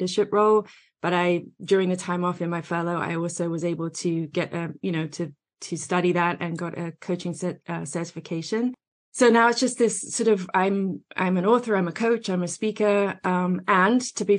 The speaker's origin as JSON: {"language": "English", "region": "England", "country": "United Kingdom", "tie": "born or raised there", "moved": "as an adult", "lives_now": "United States", "said": "I'm over here in the States now, but I grew up in England."}